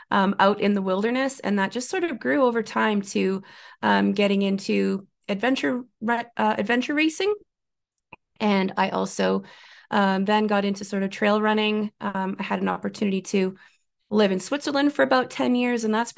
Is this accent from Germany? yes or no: no; Ontario, Canada; I did not grow up in the mountains. I grew up in Northern Ontario in Canada. So I grew up in a pretty remote place with snow most of the year, and hills, certainly, but not mountains.